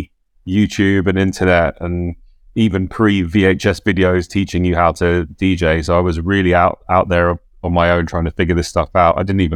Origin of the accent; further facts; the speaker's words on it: London, United Kingdom; Yeah, I grew up in North London. So I was in Soho at the weekends at the record stores